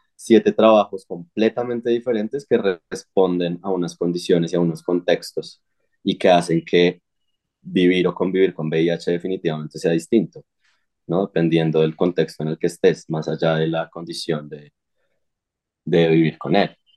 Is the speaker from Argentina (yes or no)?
no; Sogamoso, Boyacá, Colombia; now in Bogotá, Colombia; yo nací en Sogamoso, en Boyacá